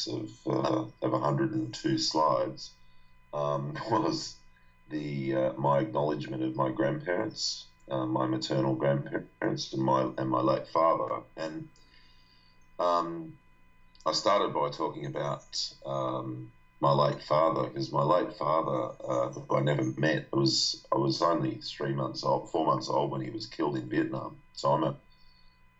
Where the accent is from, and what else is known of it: Australia; born or raised there